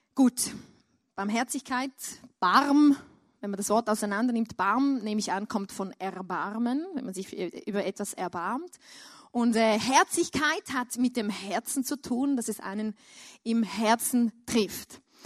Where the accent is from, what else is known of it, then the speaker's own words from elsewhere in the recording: Switzerland; ich als Schweizer